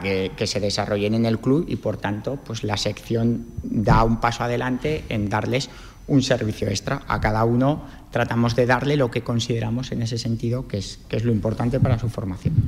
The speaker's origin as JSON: {"language": "Spanish", "town": "Cariñena", "region": "Aragon", "country": "Spain", "said": "soy de Cariñena"}